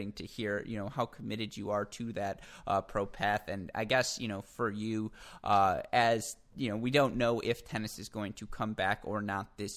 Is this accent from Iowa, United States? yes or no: no; Michigan, United States; maybe you can hear it in my A's the way I say Katrina. Maybe it's supposed to be, you know, a little more subtle, but I'm from Michigan